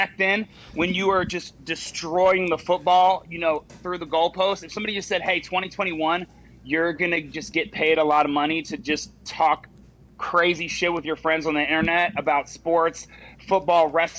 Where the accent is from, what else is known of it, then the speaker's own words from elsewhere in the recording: Charleston, West Virginia, United States; also born or lived in Morgantown, West Virginia; I grew up in Charleston, West Virginia. So Morgantown was obviously a natural progression.